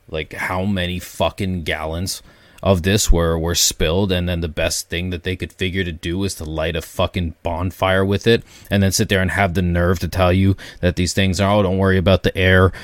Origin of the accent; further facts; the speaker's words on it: Canada; as a Canadian